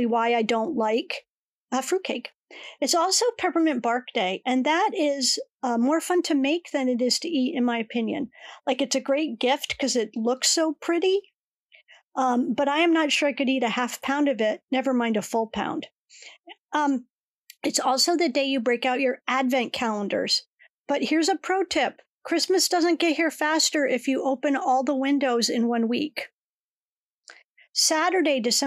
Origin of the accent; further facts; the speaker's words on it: Connecticut, United States; the skating ponds where I grew up in Connecticut